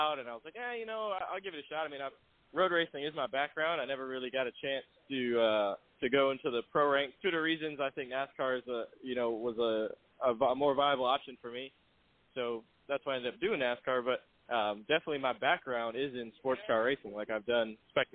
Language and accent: English; Florida, United States; as a kid growing up in Florida